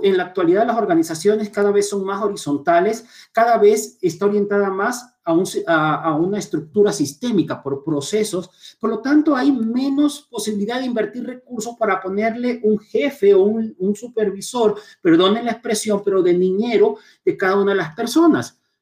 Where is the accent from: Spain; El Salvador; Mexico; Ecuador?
Ecuador; Chone, Manabí; now in Quito, Ecuador; nací en Chone, soy chonero, me encanta ser identificado como Montubio, me siento muy orgulloso de mis raíces y vivo en Quito aproximadamente hace unos más de 20 años